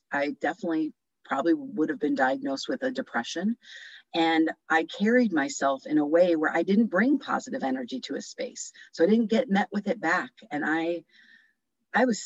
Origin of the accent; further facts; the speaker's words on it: New Jersey, United States; moved away; from New Jersey